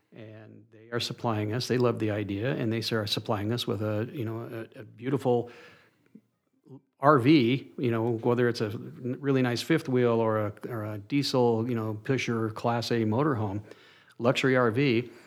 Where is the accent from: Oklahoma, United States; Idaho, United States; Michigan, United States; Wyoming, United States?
Idaho, United States; Soda Springs; also born or lived in Boise, Idaho / Phoenix, Arizona; Soda Springs, Idaho, my hometown